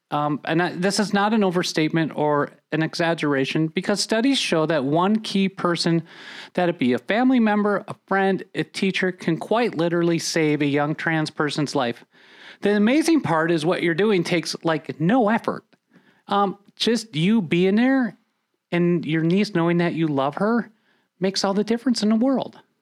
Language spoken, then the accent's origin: English; Minnesota, United States; I grew up in Minnesota